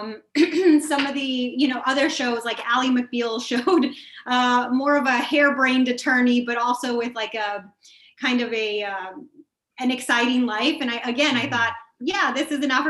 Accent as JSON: {"language": "English", "area": "Rio Grande Valley", "region": "Texas", "country": "United States", "moved": "as an adult", "lives_now": "Washington, D.C., United States", "said": "I'm from the Rio Grande Valley in Texas, and you know, it's an impoverished area"}